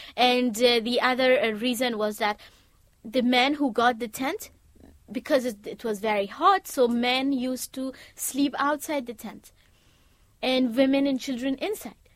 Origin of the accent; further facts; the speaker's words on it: Afghanistan; moved away as an adult; also born or lived in United States; now in United Kingdom; I'm from Afghanistan